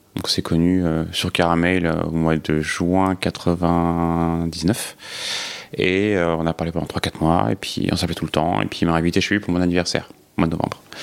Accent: Cergy, Île-de-France, France; j'ai grandi donc euh, à Sergi pontoise euh, dans un milieu très hétéro.

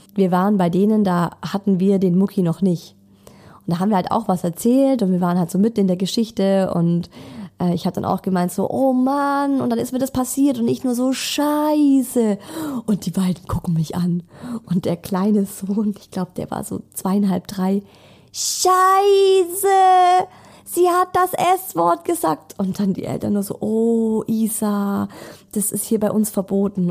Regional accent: Germany; bei uns in Deutschland

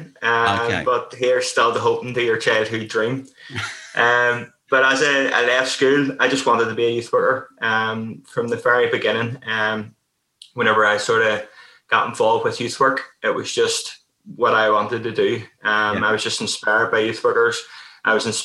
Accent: Belfast, Northern Ireland, United Kingdom; I grew up in Belfast, Northern Ireland

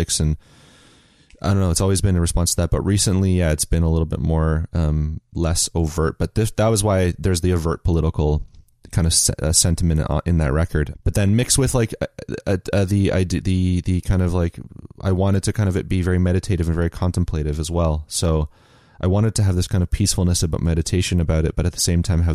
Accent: Chatham, Ontario, Canada; born or raised there; moved away as an adult

